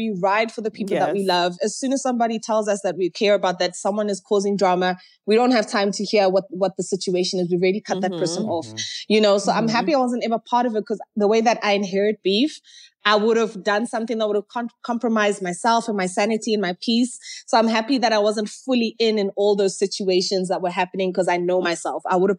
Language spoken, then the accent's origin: English; Zimbabwe; also born or lived in Kenya; I'm originally from Zimbabwe. I went to high school in Kenya, Nairobi.